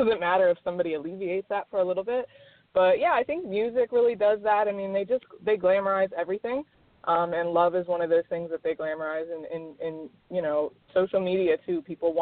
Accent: Maryland, United States; moved away; also born or lived in Miami, Florida; I'm originally from Maryland. I lived in Miami for 8 years

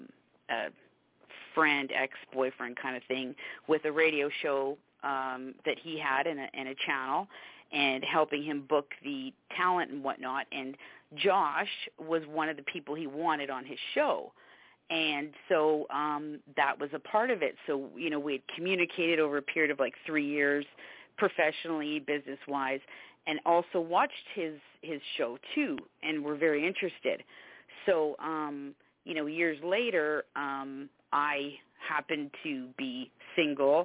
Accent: Canada; now in Savannah, United States; I'm actually from Canada

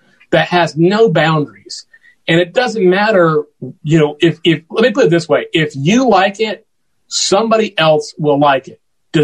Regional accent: Macon, Georgia, United States; I eventually moved out of my home into a building in downtown Macon, Georgia, where I'm proud to serve as the music ambassador here, the official music ambassador. And, cause I love my hometown

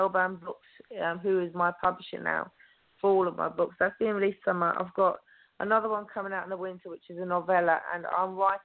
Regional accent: Oxfordshire, South East England, United Kingdom; also born or lived in Romsey

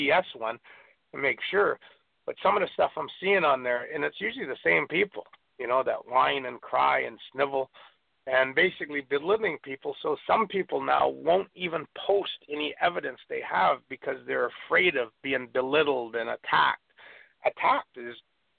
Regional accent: Canada; moved away as an adult; also born or lived in northeastern Vancouver Island, British Columbia / Kent, Washington; as a Canadian coming down to the States, so, you know, I've been down here for a few months

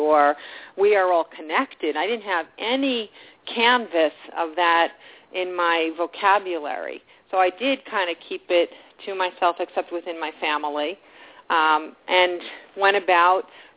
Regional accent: New York, United States; being a New Yorker

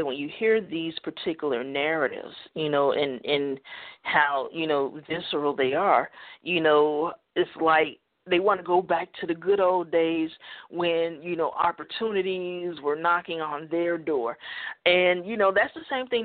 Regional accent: United States; I'm an American

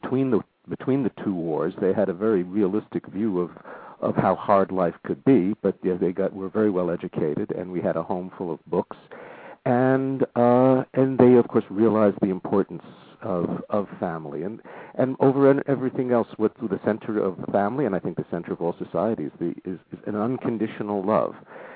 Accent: Southern California, United States; moved away as an adult; growing up in Southern California.

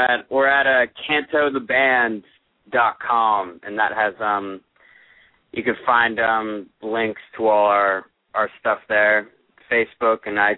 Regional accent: San Francisco, California, United States; now in Los Angeles, United States; We're from the Bay Area, actually. We're from San Francisco.

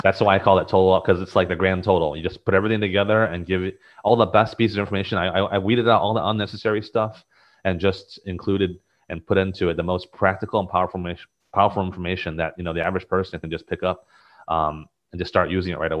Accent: Taiwan; now in United States; growing up in Taiwan and coming to the United States, I mean, I wasn't exposed to any of this stuff

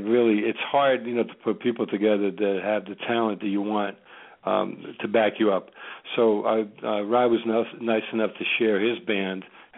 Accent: New Jersey, United States; also born or lived in Tripoli, Libya / Rome, Italy; I'm from New Jersey

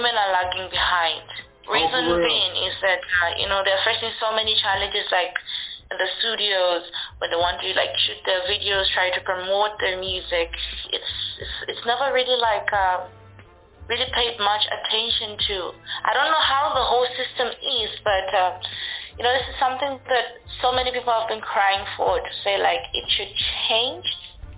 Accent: Livingstone, Southern Province, Zambia; growing up, like, in Zambia, it's, I'll say, particularly Livingston itself, where I am

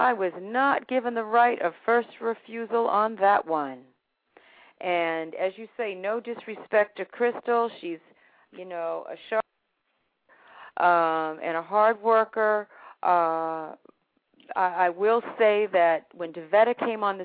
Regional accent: Boston, Massachusetts, United States; I grew up in Roxbury, in Dorchester.

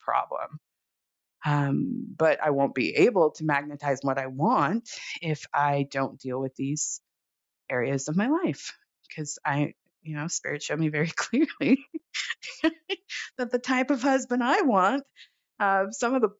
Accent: Los Angeles, California, United States; also born or lived in Oakland; I grew up in Los Angeles

